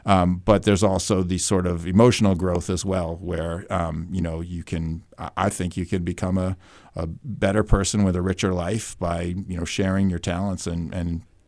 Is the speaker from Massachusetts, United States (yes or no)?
no; New York, United States; now in New Hampshire, United States; Where I grew up outside of New York City in Westchester County, and only theater I knew was, going to see Broadway shows or, theater at school.